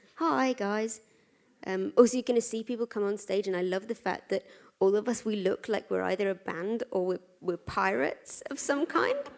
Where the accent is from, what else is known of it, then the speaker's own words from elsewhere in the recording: London, United Kingdom; I'm a Londoner.